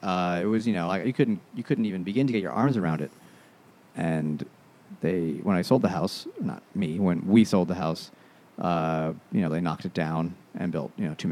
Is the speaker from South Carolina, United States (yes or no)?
no; New York City, New York, United States; where I grew up in Eastern Queens, it was more suburban.